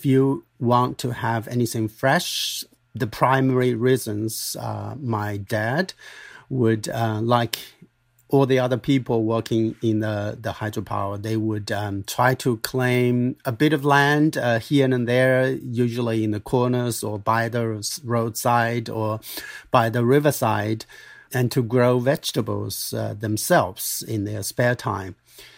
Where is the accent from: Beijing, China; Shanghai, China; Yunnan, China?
Yunnan, China; Dali; I grew up in Dali of Yunnan province, southwest China.